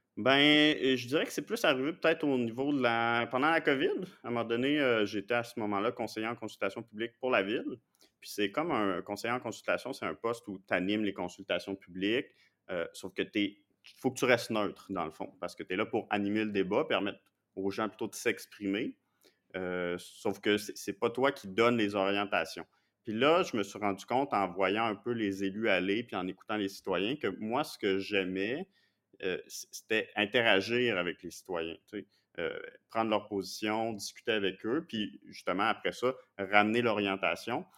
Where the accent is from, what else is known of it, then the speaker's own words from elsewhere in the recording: Montreal, Quebec, Canada; moved away as an adult; now in Quebec City, Canada; je viens de Montréal, de Pierrefonds, c'est dans l'ouest de l'île